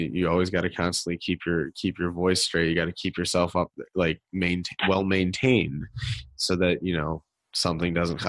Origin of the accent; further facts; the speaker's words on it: Detroit, Michigan, United States; I'm from out of town. I'm from Detroit